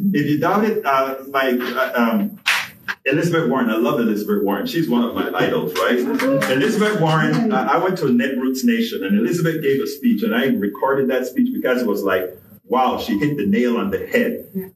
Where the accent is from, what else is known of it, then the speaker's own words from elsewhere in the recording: Panama; now in United States; I'm an immigrant. I'm from Panama.